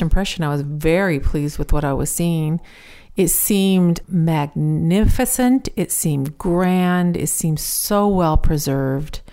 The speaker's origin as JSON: {"language": "English", "country": "United States", "said": "I'm American"}